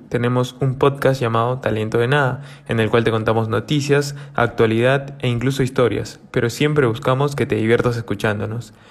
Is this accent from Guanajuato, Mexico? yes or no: yes; Guanajuato, Mexico; Soy de Guanajuato, México